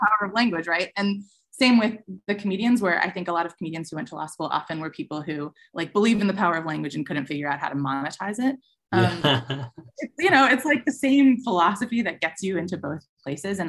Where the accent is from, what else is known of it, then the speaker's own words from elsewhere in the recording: Chicago, Illinois, United States; growing up in Chicago, I used to go see TJ and Dave and stuff when I was a kid.